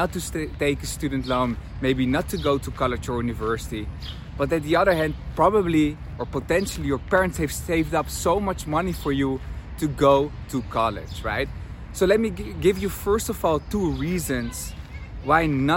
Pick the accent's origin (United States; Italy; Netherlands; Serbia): Netherlands; Amsterdam, North Holland; English is a second language; moved away as an adult; also born or lived in Tel Aviv, Israel; I'm from Amsterdam, where university is free